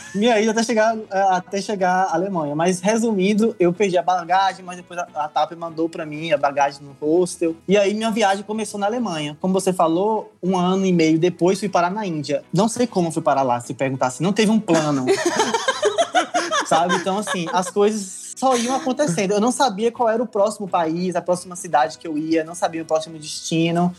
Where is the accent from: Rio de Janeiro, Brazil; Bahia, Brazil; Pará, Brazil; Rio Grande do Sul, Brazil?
Bahia, Brazil; now in Albania; um baiano na Albânia. Saí da Bahia, vim pra Albânia